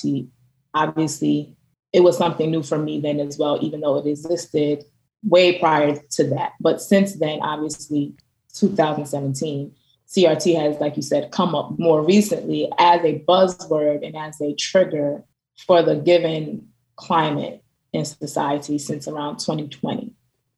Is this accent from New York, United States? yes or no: yes; New York City, New York, United States; now in Philadelphia, United States; I'm from Brooklyn, New York